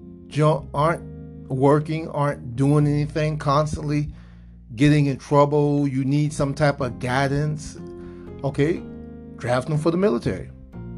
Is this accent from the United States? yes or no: yes; South Georgia, United States; I'm from South Georgia, we had hurricanes